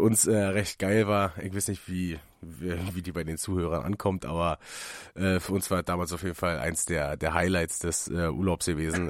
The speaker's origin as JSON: {"language": "German", "country": "Germany", "said": "hier in Münchenberg, da, wo ich herkomme"}